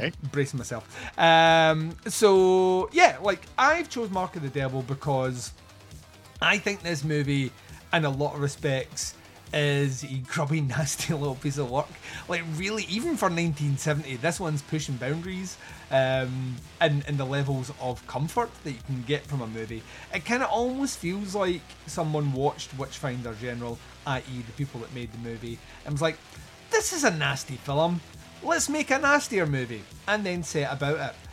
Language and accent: English; Scotland, United Kingdom; I'm Scottish